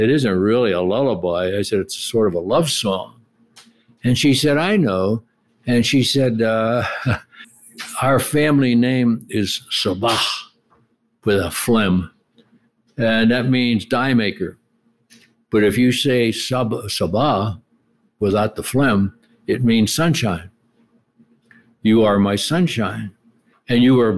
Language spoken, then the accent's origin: English; Pittsburgh, Pennsylvania, United States; We grew up in Pittsburgh, lived in a rough neighborhood